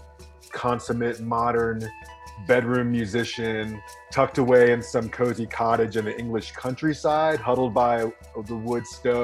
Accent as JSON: {"language": "English", "town": "Miami", "region": "Florida", "country": "United States", "tie": "born or raised there", "moved": "as an adult", "lives_now": "Boulder, United States", "said": "I grew up in Miami and transferred to university here in Boulder and just kind of stayed"}